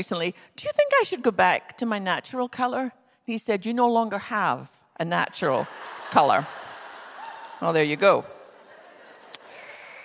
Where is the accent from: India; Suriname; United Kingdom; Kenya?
United Kingdom; west coast of Scotland; now in Texas, United States; I was born on the west coast of Scotland.